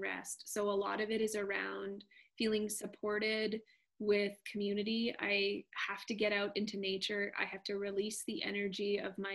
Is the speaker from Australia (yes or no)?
no; Canada; I'm Canadian